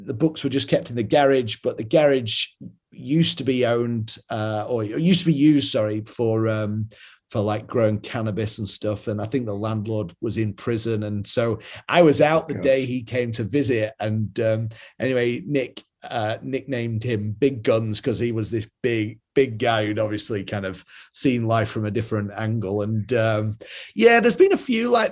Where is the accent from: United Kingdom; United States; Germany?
United Kingdom; Yorkshire and the Humber; I'm from Yorkshire in England, where we're known for being, you know, thrifty